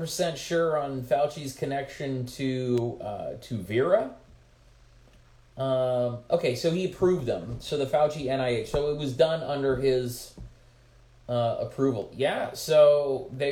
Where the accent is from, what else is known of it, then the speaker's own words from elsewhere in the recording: United States; as an American